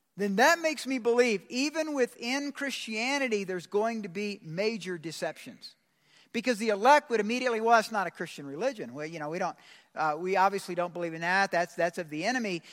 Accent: Georgia, United States; I'm from Georgia

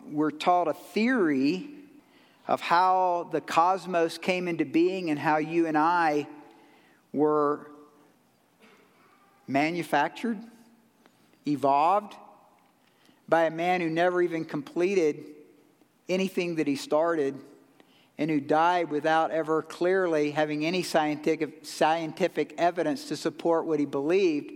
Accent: Georgia, United States; I'm from Georgia

